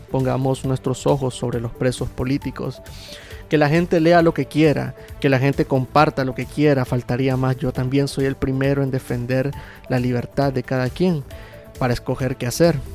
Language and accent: Spanish; Nicaragua; como nicaragüense